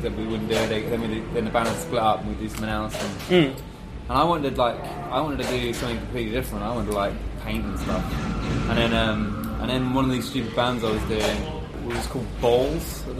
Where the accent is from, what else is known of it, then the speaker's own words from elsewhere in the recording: High Wycombe, South East England, United Kingdom; I grew up just outside of London in a place called High Wycombe